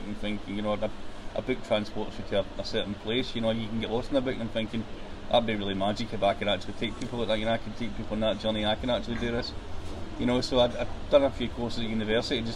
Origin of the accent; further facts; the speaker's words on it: Paisley, Scotland, United Kingdom; my hometown of Paisley